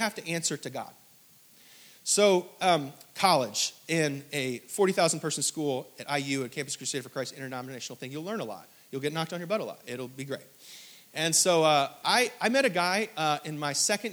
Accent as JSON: {"language": "English", "region": "the North", "country": "United States", "moved": "yes", "said": "I'm from the North"}